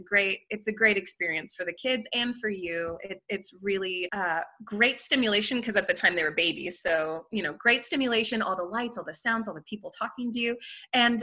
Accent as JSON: {"language": "English", "country": "France", "tie": "born or raised there", "moved": "yes", "said": "I grew up in France"}